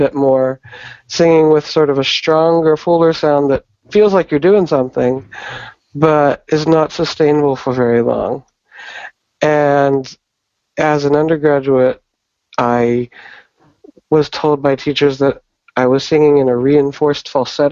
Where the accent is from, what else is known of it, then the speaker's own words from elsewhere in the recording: Pittsburgh, Pennsylvania, United States; moved away as an adult; now in New York City, United States; Originally, I'm from Pittsburgh, Pennsylvania, here in the States.